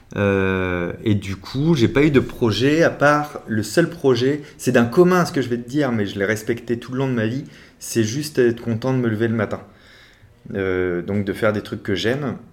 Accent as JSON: {"language": "French", "town": "La Rochelle", "region": "Nouvelle-Aquitaine", "country": "France", "moved": "yes", "lives_now": "Paris, France", "said": "je viens de La Rochelle et que j'habite depuis un peu trop longtemps à Paris"}